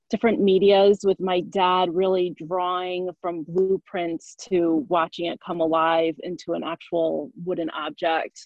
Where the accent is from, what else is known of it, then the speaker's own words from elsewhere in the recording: Connecticut, United States; I grew up in Connecticut